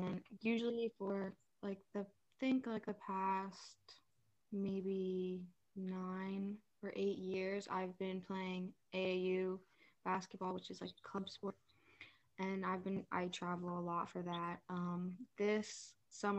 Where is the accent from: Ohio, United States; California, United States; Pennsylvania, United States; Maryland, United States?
Pennsylvania, United States; Mechanicsburg; also born or lived in South Carolina; I came here right before kindergarten started